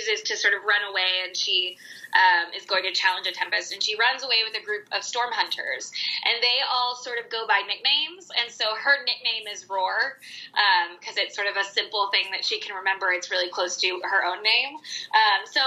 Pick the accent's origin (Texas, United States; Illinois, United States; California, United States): Texas, United States; I grew up in Texas in Tornado Alley